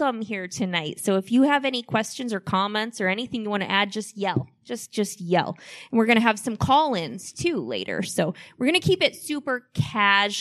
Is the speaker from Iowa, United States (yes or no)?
yes; Iowa, United States; I live in Manchester, actually. I'm an Iowa native.